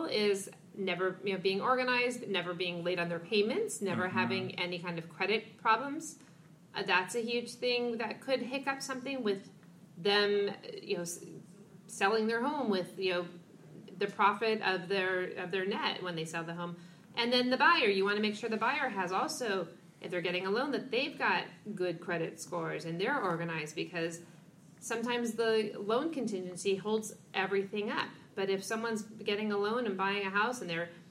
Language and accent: English; Los Angeles, California, United States; I'm from Los Angeles, California